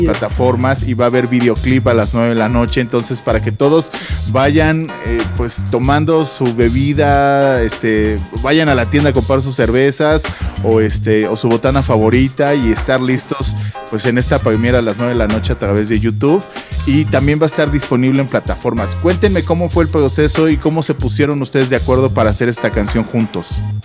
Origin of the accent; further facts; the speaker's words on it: Mexico; como mexicanos